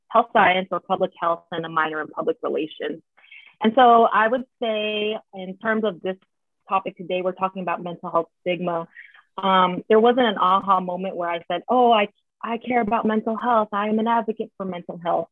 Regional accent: San Jose, California, United States; moved away as an adult; now in Philadelphia, United States; I was born and raised in San Jose, so Bay Area Ooh. girl for life. Currently live in Philly

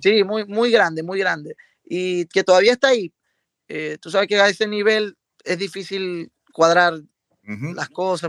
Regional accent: Venezuela; moved away as an adult; now in Miami, United States; aquí en Venezuela

